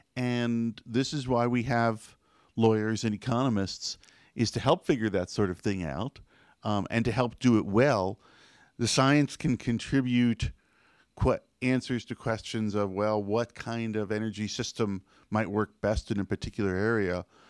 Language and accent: English; United States; as an American